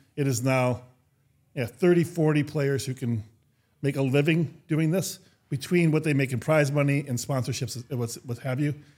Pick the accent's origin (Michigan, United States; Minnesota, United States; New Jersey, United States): Minnesota, United States; I grew up in Minnesota.